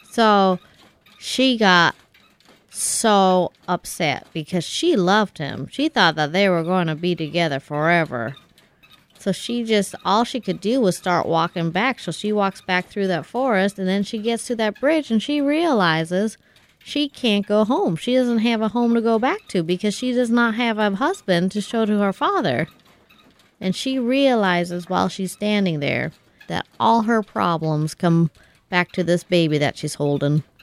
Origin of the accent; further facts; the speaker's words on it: Kansas, United States; Did I tell you that I'm from Kansas?